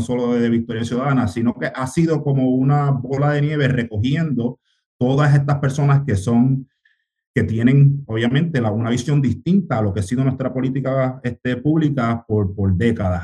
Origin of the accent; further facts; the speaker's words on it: Río Grande, Puerto Rico; accent: Puerto Rican; also born or lived in United States; vengo del, del, barrio Malpica en Río Grande, yo me, crié en Río Grande, pero nací en los Estados Unidos